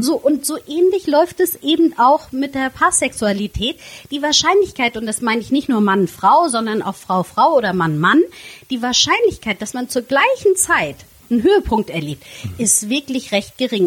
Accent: Flensburg, Schleswig-Holstein, Germany; da ich ähm, gebürtige Flensburgerin bin

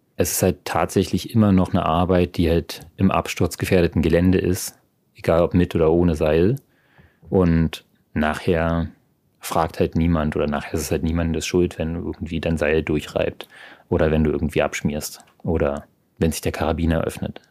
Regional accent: Berlin, Germany; moved away as an adult; now in Freiburg, Germany; meinen Geburtsort Berlin liebe und jedes Mal, wenn ich wieder da bin, auch immer wieder auch einfach nur zu Hause bin

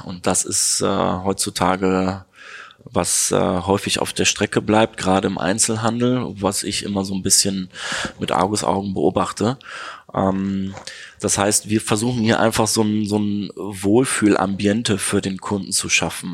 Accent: Neuss, North Rhine-Westphalia, Germany; moved away as an adult; Ich komme gebürtig aus dem schönen Neuss bei Düsseldorf

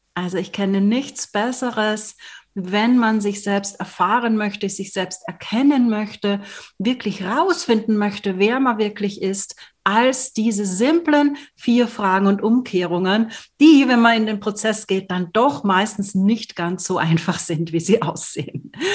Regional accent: Austria; moved away; Ich komme aus Österreich ursprünglich

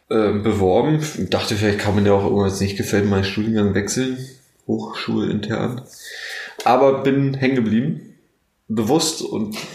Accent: Neuruppin, Brandenburg, Germany; ich komme ursprünglich aus Neuruppin, das ist so ja, also 70 Kilometer, Kilometer nördlich von Potsdam.

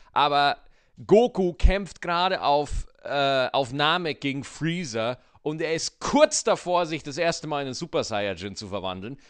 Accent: Schwarzach, Bavaria, Germany; Schwarzach in Bayern, wo ich aufgewachsen bin, liegt in der Nähe des Bayerischen Waldes

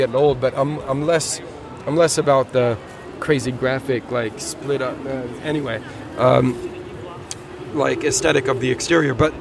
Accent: United States; moved away; I grew up in the States

